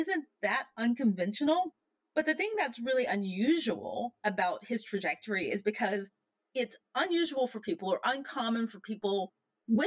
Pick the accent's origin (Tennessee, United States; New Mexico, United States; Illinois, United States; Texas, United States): Tennessee, United States; Memphis; I grew up in Memphis, Tennessee, you know, where Martin Luther King was assassinated